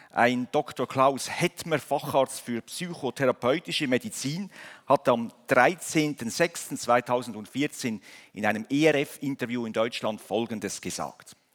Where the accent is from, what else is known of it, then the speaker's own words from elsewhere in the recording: Switzerland; genauso wie wir in, in, als, National, als Nation, als Schweizer geboren werden in eine Nation hinein